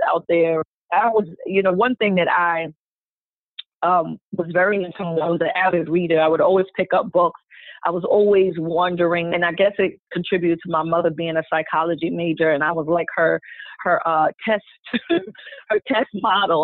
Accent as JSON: {"language": "English", "region": "New York", "country": "United States", "said": "I'm coming from New York, concrete jungle"}